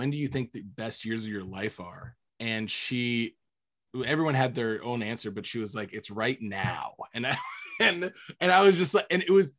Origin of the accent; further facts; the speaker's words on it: Minnesota, United States; Or was your goal to get out of Minnesota? Or, I mean, you know, I tend to be a little harsh on my hometown because it's it's an interesting place.